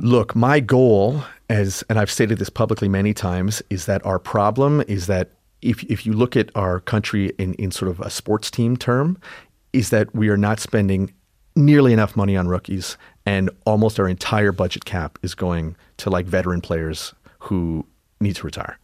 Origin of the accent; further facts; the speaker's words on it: Canada; I'm Canadian. My dad, when I was a kid, it was so proudly Canadian.